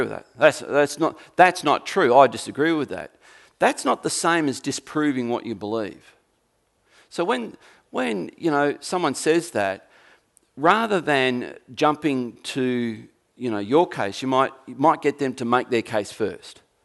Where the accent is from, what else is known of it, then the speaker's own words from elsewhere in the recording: Tasmania, Australia; Not only am I an Australian, well, I'm a Tasmanian